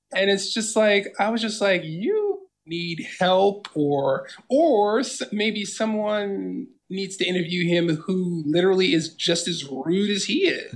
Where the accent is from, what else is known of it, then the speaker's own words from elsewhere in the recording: Washington, District of Columbia, United States; Washington, D C, born and raised.